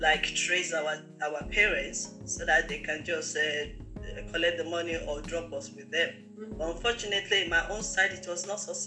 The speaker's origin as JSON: {"language": "English", "country": "Nigeria", "tie": "born or raised there", "also_born_or_lived": "London, United Kingdom", "said": "I was born in London, UK, but at the age of 3, my parents decided to send me to Nigeria to stay with my relative"}